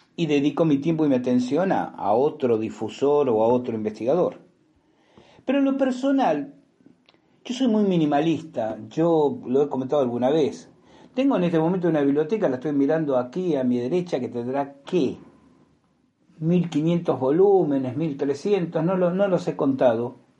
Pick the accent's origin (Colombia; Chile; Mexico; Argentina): Argentina; en Argentina lo decimos